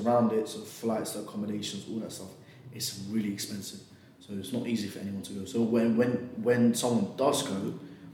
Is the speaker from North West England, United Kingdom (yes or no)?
no; London, United Kingdom; also born or lived in Shepherd's Bush; mainly in West London, so like Hounslow, Southall, Ealing, Acton